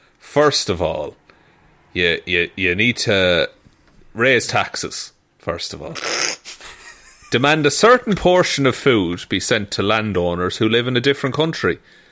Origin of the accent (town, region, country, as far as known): Ireland; moved away